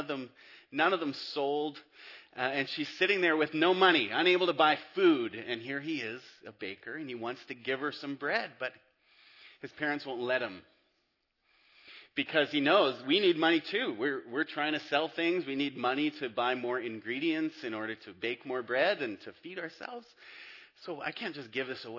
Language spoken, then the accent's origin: English; Abbotsford, British Columbia, Canada; moved away as an adult; also born or lived in Whistler / Squamish / Florida; I grew up in Abbotsford, went to MEI